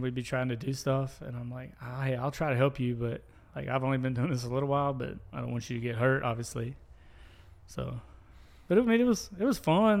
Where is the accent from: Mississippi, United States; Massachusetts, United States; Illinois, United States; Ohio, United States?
Mississippi, United States; the Reservoir, Rankin County; I grew up at the reservoir. Um, lived there since I was four